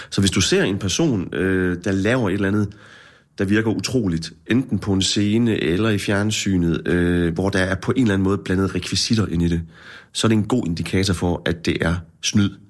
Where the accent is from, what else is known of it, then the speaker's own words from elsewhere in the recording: Herning, Central Denmark Region, Denmark; now in Aarhus, Denmark; da jeg flyttede fra Herning til Aarhus, der troede jeg virkelig, nu skulle jeg til Storbyen